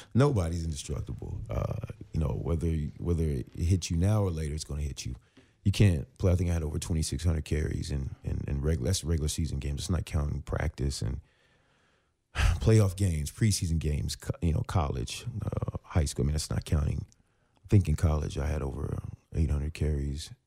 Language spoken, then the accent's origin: English; Virginia, United States; moved away as an adult; also born or lived in Phoenix; now in Los Angeles, United States; I was from Virginia